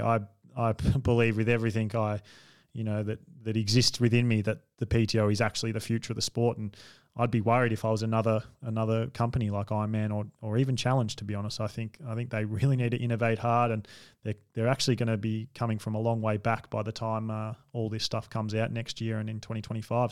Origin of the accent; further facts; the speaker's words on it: Australia; as an Australian